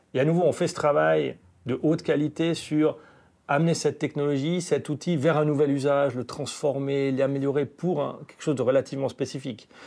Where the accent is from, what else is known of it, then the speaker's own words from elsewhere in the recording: Valais, Switzerland; now in German-speaking Switzerland, Switzerland; je suis un Valaisan établi en Suisse alémanique depuis de nombreuses années